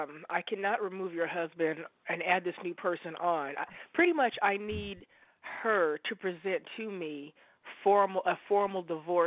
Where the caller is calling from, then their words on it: Oregon, United States; I'm calling you from Oregon.